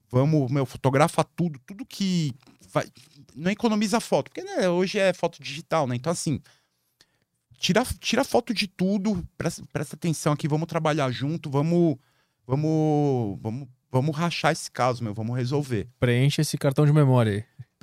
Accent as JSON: {"language": "Portuguese", "region": "São Paulo", "country": "Brazil", "said": "sou paulista."}